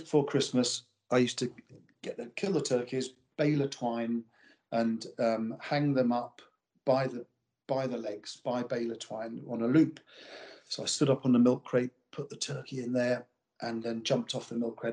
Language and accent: English; Pinner, London, United Kingdom; moved away as an adult; now in Kippen, United Kingdom; I grew up in um, Pinner, which is a suburb of London.